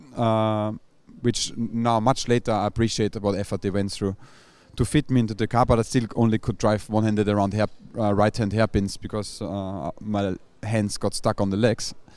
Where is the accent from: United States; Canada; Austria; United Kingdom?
Austria; moved away; I'm from Austria